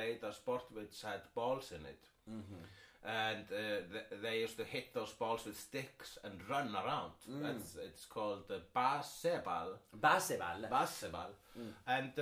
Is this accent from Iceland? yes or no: yes; Iceland; I am Icelandic.